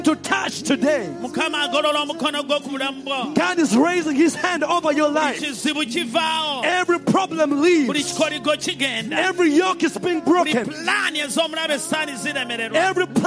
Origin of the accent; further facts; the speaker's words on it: Uganda; moved away; When we come from Uganda